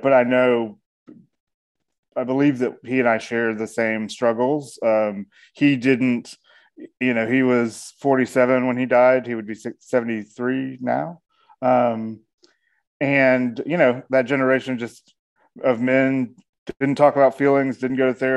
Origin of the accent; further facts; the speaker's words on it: Atlanta, Georgia, United States; I am a storyteller from Atlanta, Georgia